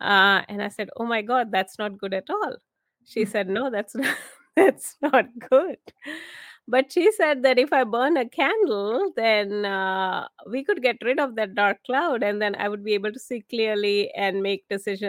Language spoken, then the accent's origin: English; India; moved away as an adult; now in United States; I was actually born and raised in India. I came here to the US to do my master's.